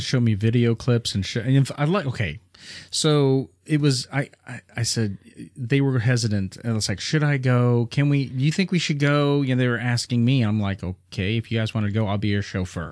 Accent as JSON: {"language": "English", "town": "Springfield", "region": "Missouri", "country": "United States", "said": "we're from Springfield, Missouri"}